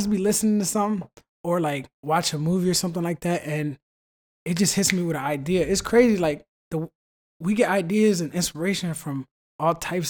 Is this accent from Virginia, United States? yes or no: yes; Virginia, United States; Man, with sports, you know we're from Virginia.